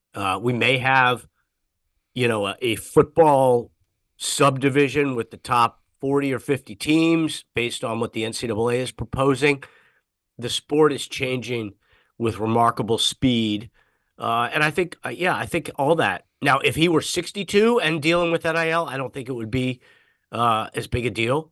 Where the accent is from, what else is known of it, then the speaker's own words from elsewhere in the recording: Washington, District of Columbia, United States; now in San Jose, United States; I grew up in the snow back before global warming when it used to snow in Washington, D C